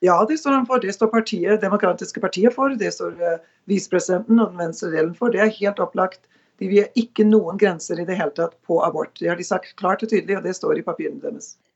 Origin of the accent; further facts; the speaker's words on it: Norway; now in United States; hjemme i Norge